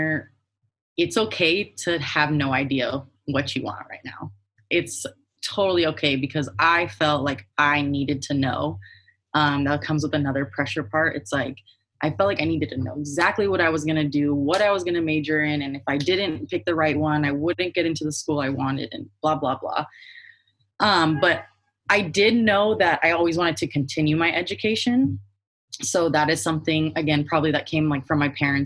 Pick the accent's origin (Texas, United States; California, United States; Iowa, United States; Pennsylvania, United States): California, United States; Palm Springs; I grew up in like Palm Springs area